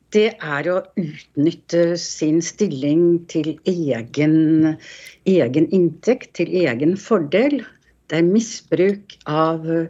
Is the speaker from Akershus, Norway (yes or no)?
no; Oslo, Norway; moved away; når jeg vokste opp, det var i Markveien 1, helt på toppen av Grünerløkka